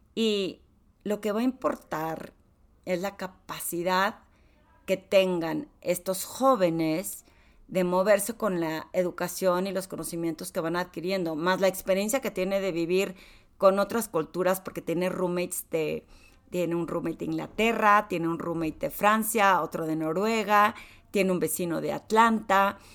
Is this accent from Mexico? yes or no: yes; Torreón, Coahuila, Mexico; soy de Torreón